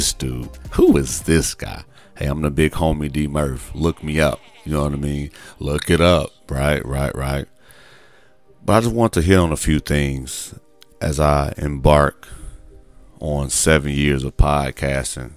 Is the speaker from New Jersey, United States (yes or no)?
no; Gary, Indiana, United States; I'm a kid from Gary, Indiana, over 40